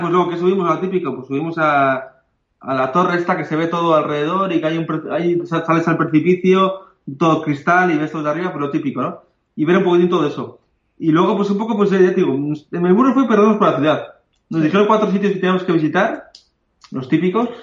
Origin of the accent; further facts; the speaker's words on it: Bilbao, Basque Country, Spain; vivimos en Bilbao